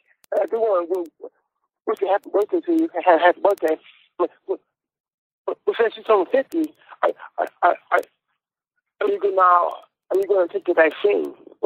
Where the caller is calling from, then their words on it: West Bloomfield, Michigan, United States; I'm calling from West Bloomfield.